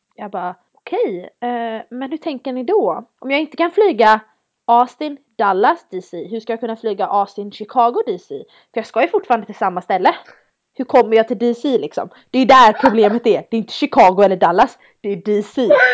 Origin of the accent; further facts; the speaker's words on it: Sweden; moved away; jag är från, jag är från Sverige, jag är van vid snö